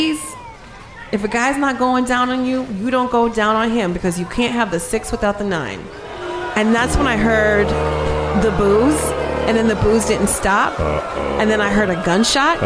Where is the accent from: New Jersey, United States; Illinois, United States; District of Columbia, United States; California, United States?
New Jersey, United States; I'm born and raised in Jersey